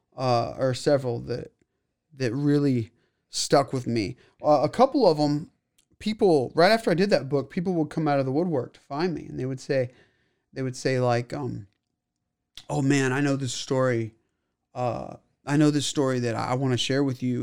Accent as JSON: {"language": "English", "town": "Waco", "region": "Texas", "country": "United States", "tie": "born or raised there", "said": "I was born here in Waco."}